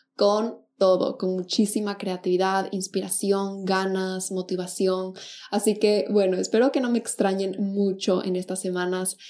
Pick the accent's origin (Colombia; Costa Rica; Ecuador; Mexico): Ecuador; Quito, Pichincha; now in Buenos Aires, Argentina; yo soy de Quito, Ecuador, y al momento vivo en Buenos Aires